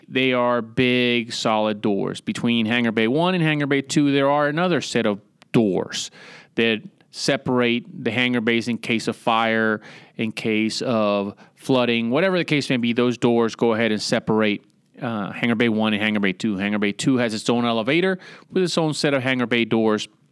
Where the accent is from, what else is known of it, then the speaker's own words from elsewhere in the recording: San Juan, Puerto Rico; moved away; also born or lived in Newport, Rhode Island / Virginia Beach, Virginia; originally, I'm from San Juan, Puerto Rico, born and raised down there